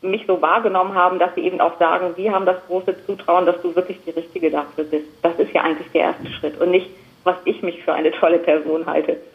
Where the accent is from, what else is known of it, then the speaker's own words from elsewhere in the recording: Ganderkesee, Lower Saxony, Germany; aufgewachsen in Ganakesee, habe da meine Kindheitstage verbracht, bin dann aber relativ schnell auch wieder zurückgekommen nach Delmhorst